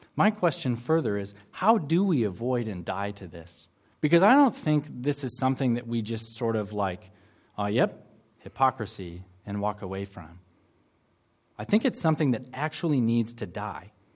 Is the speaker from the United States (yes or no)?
yes; United States; now in Auckland, New Zealand; I'm from the extreme southern part of Canada, also known as the United States of America.